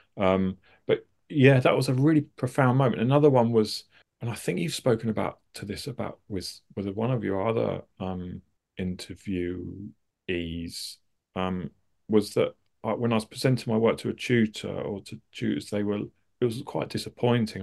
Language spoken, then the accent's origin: English; suburbs of London, United Kingdom; I grew up in, uh, uh, sort of just outside of Lon-, the suburbs of London.